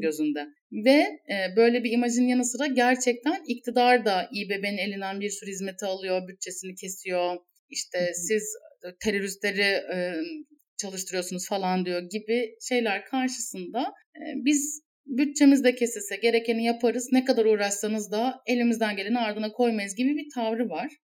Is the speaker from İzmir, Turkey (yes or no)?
yes; İzmir, Turkey; bir İzmirli olarak